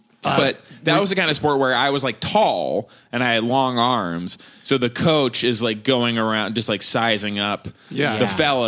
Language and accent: English; Wellesley, Massachusetts, United States; also born or lived in Austin, Texas; We lived there for like 5 years, uh-huh. but mostly, outside Boston in Wellesley.